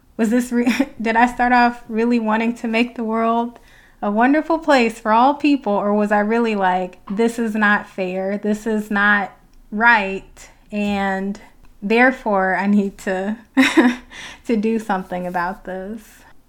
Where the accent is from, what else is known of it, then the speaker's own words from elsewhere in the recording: Detroit, Michigan, United States; I'm from Detroit